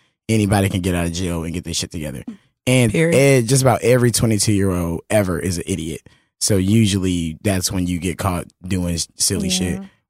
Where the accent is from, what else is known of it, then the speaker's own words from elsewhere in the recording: Los Angeles, California, United States; I'm from Los Angeles, California